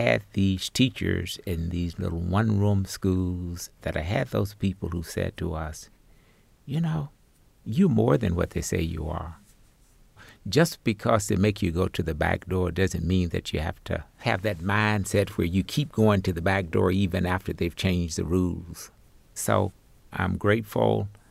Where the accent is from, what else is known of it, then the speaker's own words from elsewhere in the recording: Arkansas Delta, United States; growing up in the Arkansas Delta 60 years ago